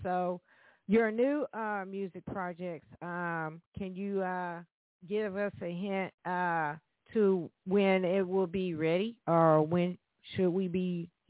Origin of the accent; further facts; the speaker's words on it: Birmingham, Alabama, United States; now in Evansville, United States; I was raised in Birmingham, Alabama, but I am calling from Evansville, Indiana right now.